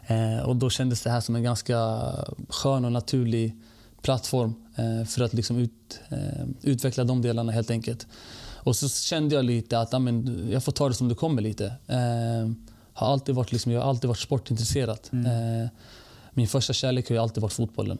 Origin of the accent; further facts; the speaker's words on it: Stockholm, Stockholm County, Sweden; also born or lived in Norrköping / Bredäng; född stockholmare, född och uppvuxen i, i Rinkeby faktiskt